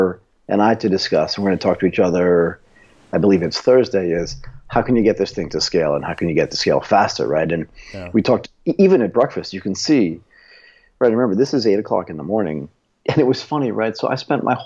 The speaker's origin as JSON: {"language": "English", "country": "United States", "tie": "born or raised there", "said": "I was born in the United States of America, that I speak English"}